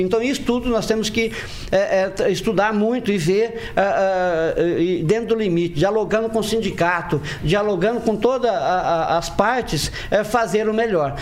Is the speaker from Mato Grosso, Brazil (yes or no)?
no; Maringá, Paraná, Brazil; eu nasci aqui em Maringá